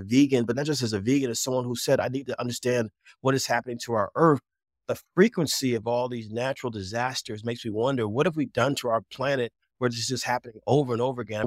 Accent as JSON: {"language": "English", "town": "Jersey City", "region": "New Jersey", "country": "United States", "tie": "born or raised there", "also_born_or_lived": "New York City", "said": "growing up in Jersey City and my experiences in Jersey"}